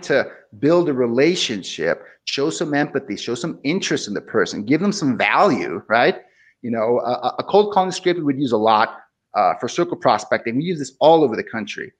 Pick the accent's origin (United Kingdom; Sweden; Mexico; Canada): Mexico; Tijuana, Baja California; moved away as an adult; also born or lived in Seattle, Washington; I grew up in Tijuana, which is on the border with San Diego.